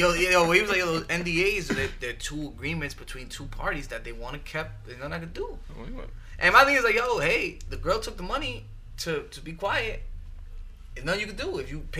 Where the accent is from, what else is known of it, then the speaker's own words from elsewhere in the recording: Chicago, Illinois, United States; You know, I'm from Chicago, so I can't, you know.